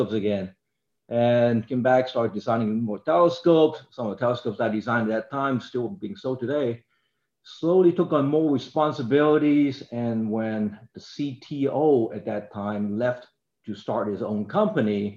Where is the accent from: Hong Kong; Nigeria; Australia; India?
Hong Kong; moved away; I grew up in Hong Kong